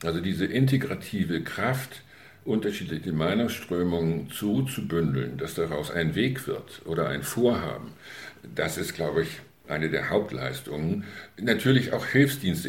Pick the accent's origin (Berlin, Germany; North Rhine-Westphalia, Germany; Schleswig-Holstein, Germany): Schleswig-Holstein, Germany; Möhnsen; meine Heimatgemeinde